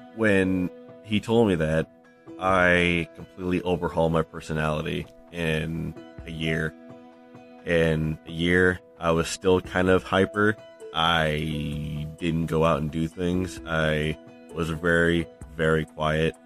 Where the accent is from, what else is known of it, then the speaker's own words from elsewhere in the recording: rural Iowa, United States; now in Illinois, United States; from Illinois, originally from rural Iowa